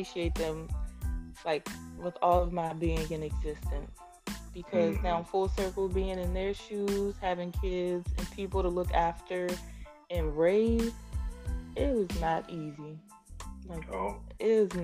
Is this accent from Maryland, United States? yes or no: yes; Maryland, United States; also born or lived in Washington, D.C.; I knew I grew up in Maryland